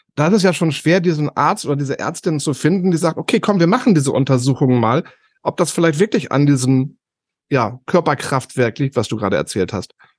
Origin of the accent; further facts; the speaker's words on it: Northern Germany, Germany; Bei uns im Norden